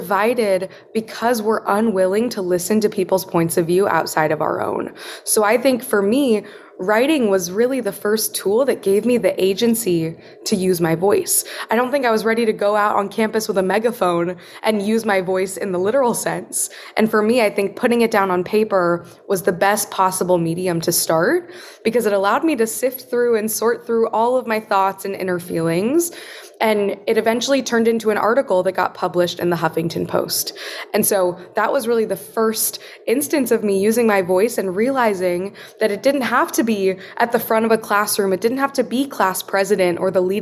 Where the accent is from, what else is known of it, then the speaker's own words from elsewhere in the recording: Wichita, Kansas, United States; moved away as an adult; also born or lived in East Coast; I had experienced in Wichita growing up in Kansas